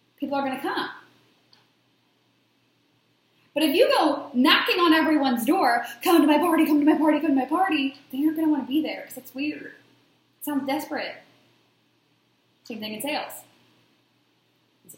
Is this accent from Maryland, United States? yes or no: yes; Baltimore, Maryland, United States; everyone in my hometown loved to come over my house. My friends would come, when we were going out on a Friday night, because I came from Baltimore, Maryland, a very big party area. We would go out every weekend in high school and college